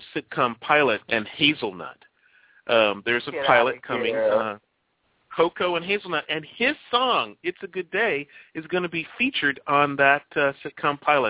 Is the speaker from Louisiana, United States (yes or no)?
no; Chicago, Illinois, United States; moved away; I am from Chicago, born and raised in Chicago, mostly on the South Side on 95th Street, 93rd and Avalon